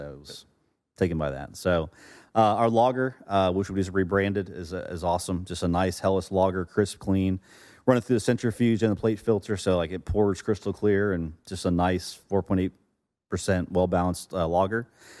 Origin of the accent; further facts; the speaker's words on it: Florida, United States; Growing up in Florida, South Florida, grew up fishing, offshore fishing.